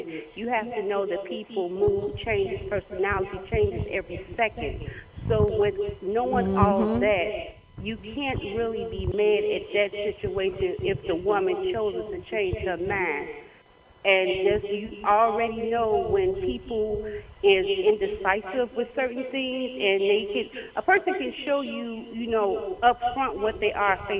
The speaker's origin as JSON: {"language": "English", "town": "Chicago", "region": "Illinois", "country": "United States", "moved": "yes", "lives_now": "Indiana, United States", "said": "I'm originally from Chicago, but I'm living in Indiana now"}